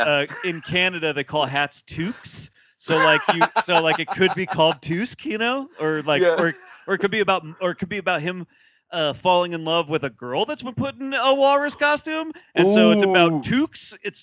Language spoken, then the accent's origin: English; Lehigh Valley, Pennsylvania, United States; moved away; also born or lived in Philadelphia; Lehigh Valley with Love, which is a podcast from my hometown.